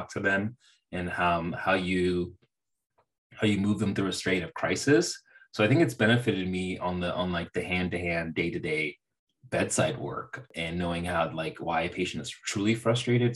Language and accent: English; Bay Area of California, United States; also born or lived in Central Valley, California; I grew up in the Bay Area of California, and then I moved to the Central Valley for college